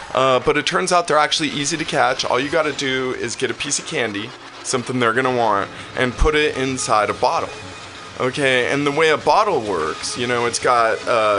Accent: California, United States; I've only known California.

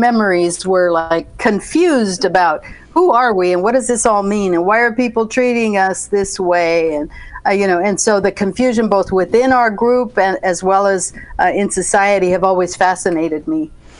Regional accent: United States; growing up in the New Mexico, Colorado area, I represent like one subset of the huge complexity of Latino identities

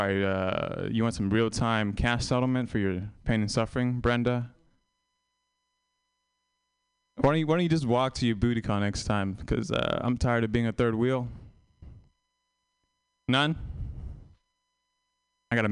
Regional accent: Vietnam; born or raised there; moved away

